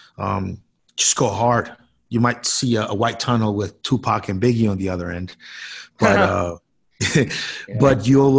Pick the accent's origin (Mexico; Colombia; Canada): Colombia; now in United States; I was born in South America, in Colombia